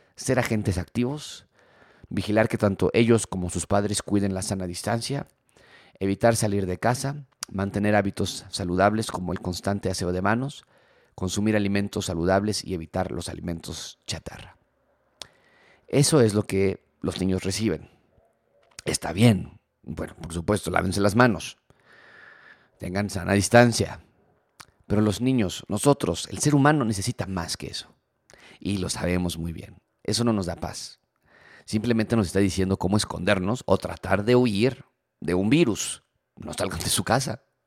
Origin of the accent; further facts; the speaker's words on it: Mexico; nosotros como mexicanos